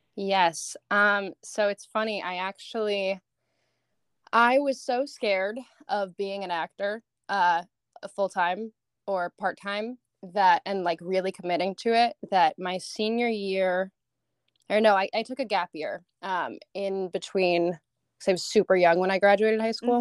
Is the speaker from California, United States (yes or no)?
no; Seattle, Washington, United States; now in Los Angeles, United States; I lived in Seattle most of my life